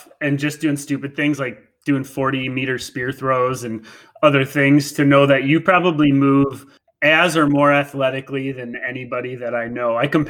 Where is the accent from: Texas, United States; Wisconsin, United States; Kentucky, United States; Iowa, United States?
Wisconsin, United States; I'm from Wisconsin. I ran the Wisconsin system.